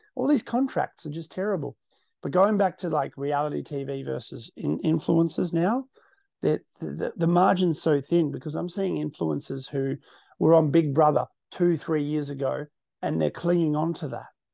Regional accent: Western Australia, Australia; I'm from the West.

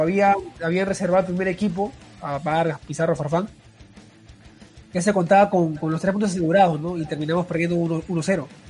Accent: Peru; como peruanos

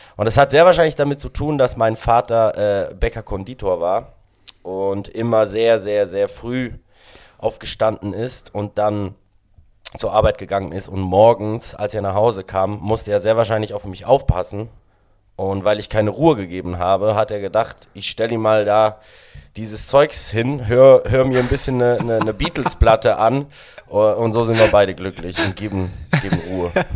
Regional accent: Sedrun, Graubünden, Switzerland; German is a second language; moved away as an adult; now in Berlin, Germany; ich bin äh, 1992 in der Schweiz im schönen Kanton Graubünden in einer Skiortschaft namens Sedrun geboren

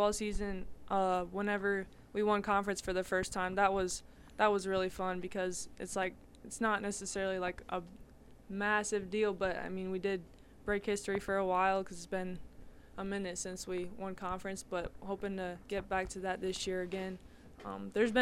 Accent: Monroeville, United States; we're from Monroeville.

